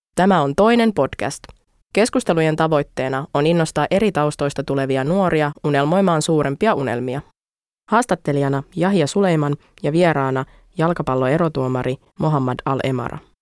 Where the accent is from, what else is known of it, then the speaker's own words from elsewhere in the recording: Finland; also born or lived in Saudi Arabia / Kuopio / Turku / Iraq (roots); now in Helsinki, Finland; mä olin kymmenen, kun muutettiin Turkuun sit taas